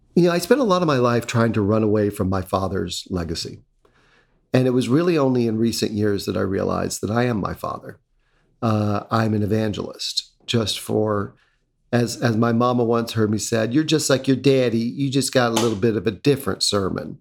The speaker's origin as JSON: {"language": "English", "region": "North Carolina", "country": "United States", "tie": "born or raised there", "moved": "yes", "lives_now": "Connecticut, United States", "said": "When I was a little kid growing up in North Carolina in the nineteen seventies"}